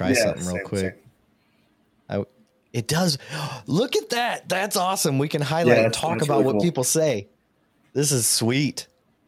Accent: Michigan, United States; moved away as an adult; also born or lived in Montana; now in Texas, United States; I'm an honorary Southern Canadian, being born and raised in Michigan

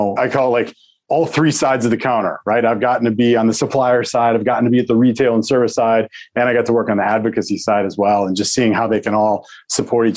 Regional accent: Crystal Lake, Illinois, United States; I grew up in Crystal Lake, Illinois

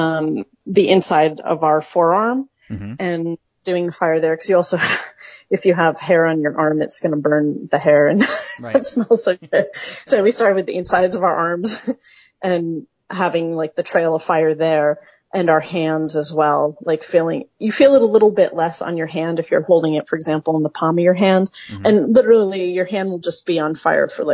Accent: upstate New York, United States; I grew up on the Canadian border in upstate New York on a dairy farm

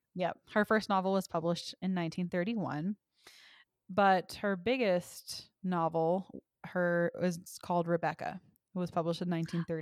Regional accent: the South, United States; I'm from the South

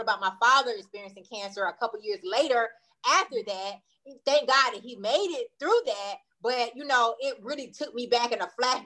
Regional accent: Wadesboro, North Carolina, United States; moved away as an adult; I'm from a small town outside of Charlotte called Waynesboro, North Carolina

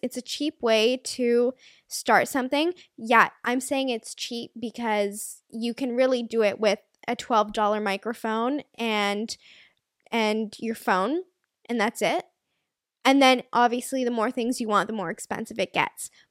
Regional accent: Canada; As a Canadian actor, as a Canadian and a Canadian actor

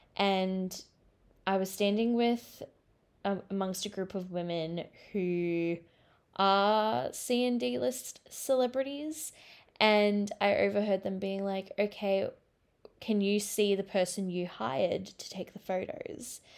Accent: Australia; as an Australian

